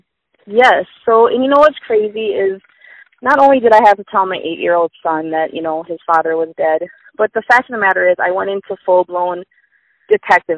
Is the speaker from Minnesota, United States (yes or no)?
yes; Minnesota, United States; I'm from Minnesota.